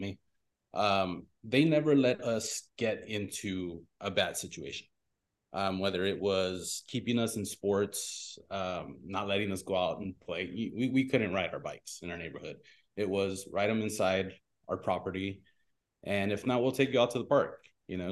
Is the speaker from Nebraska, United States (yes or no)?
no; Pico Rivera, California, United States; I grew up in Pico Rivera